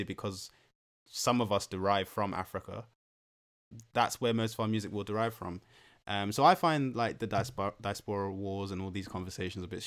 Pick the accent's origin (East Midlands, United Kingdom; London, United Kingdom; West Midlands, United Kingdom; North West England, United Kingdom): London, United Kingdom; we're actually all from Northwest London